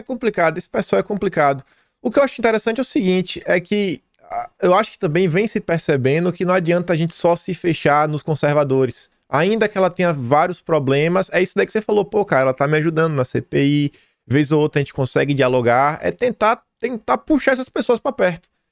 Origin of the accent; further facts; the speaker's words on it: Feira de Santana, Bahia, Brazil; now in Australia; Feira de Santana, minha terra